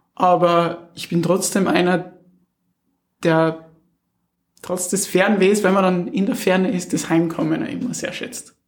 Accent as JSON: {"language": "German", "area": "Wallersee", "region": "Salzburg surroundings", "country": "Austria", "moved": "yes", "said": "das wirkliche Zuhause, da wo man herkommt, ist auch Salzburg, Salzburger Umland, okay. Wallersee"}